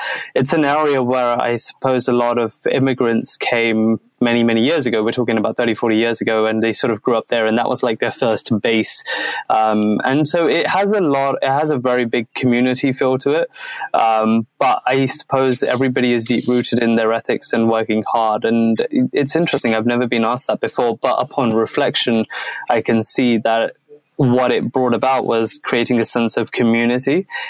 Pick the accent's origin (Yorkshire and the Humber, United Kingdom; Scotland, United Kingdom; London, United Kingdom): London, United Kingdom; Croydon; So I grew up in a small town called Croydon. It's actually not, is it? I mean, it's small to the world, but in London, it's like one of the biggest towns that there is. And the area I grew up is an area called Thornton Heath